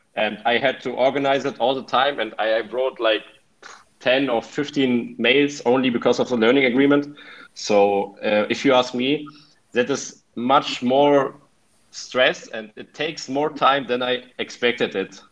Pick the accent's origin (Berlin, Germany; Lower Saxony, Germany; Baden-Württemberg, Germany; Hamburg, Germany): Lower Saxony, Germany; Hanover; English is a second language; moved away as an adult; now in Cagliari, Italy; I'm from Hanover, Germany. It's in the north